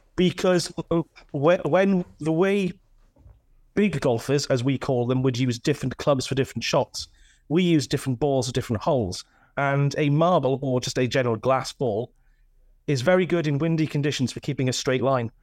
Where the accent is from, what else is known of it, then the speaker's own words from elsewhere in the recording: north of Swansea, Wales, United Kingdom; accent: Welsh; now in Pontypridd, United Kingdom; just north of Swansea originally